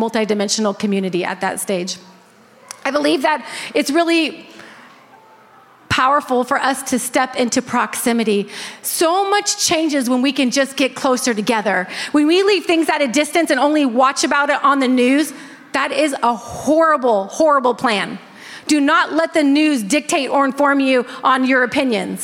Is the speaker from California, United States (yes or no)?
yes; Northern California, United States; that's where I grew up in Northern California as well